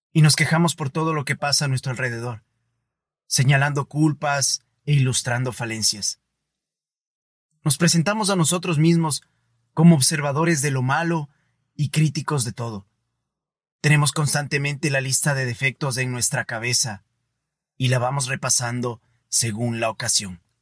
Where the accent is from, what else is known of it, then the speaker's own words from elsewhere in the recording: Ecuador; Yo soy ecuatoriano y soy parte de este país.